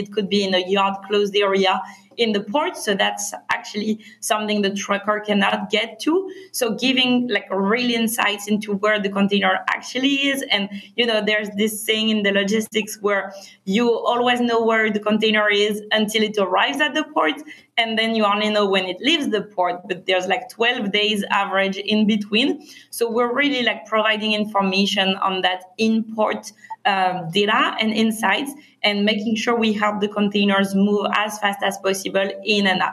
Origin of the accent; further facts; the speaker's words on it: France; accent: French; English is a second language; moved away as an adult; also born or lived in Berkeley, United States; now in Los Angeles, United States; we're both originally from France. We moved to Berkeley for our studies and we met in college